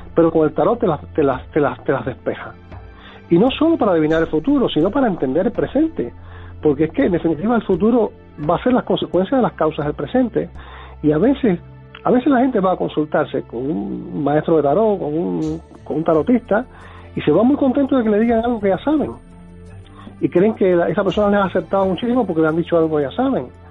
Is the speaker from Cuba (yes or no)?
yes; Cuba; moved away; yo nací en Cuba eh, en el año 57